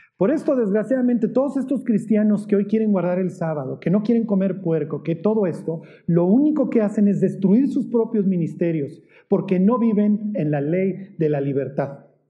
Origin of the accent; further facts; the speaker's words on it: Mexico; nosotros como mexicanos decimos